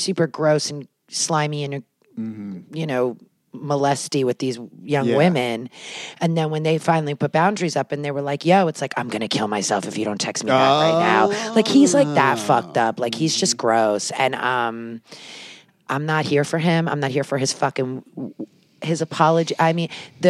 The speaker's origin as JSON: {"language": "English", "town": "Philadelphia", "region": "Pennsylvania", "country": "United States", "said": "I'm from Germantown"}